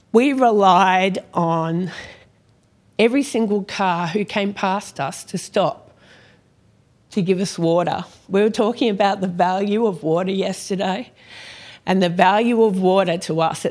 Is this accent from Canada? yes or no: no; Perth, Western Australia, Australia; also born or lived in Sydney; We moved from Sydney all the way across to Perth